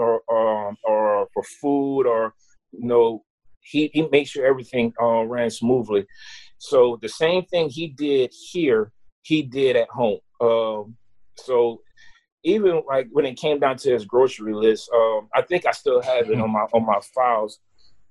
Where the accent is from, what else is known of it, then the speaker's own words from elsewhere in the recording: New Iberia, Louisiana, United States; also born or lived in Natchitoches, Louisiana; now in Lafayette, United States; I was from New Iberia